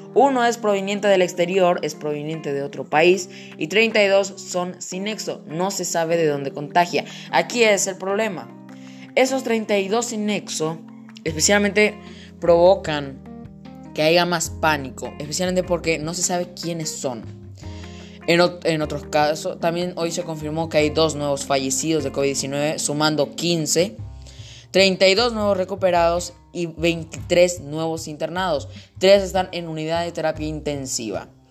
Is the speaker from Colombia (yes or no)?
no; Paraguay; En mi país, Paraguay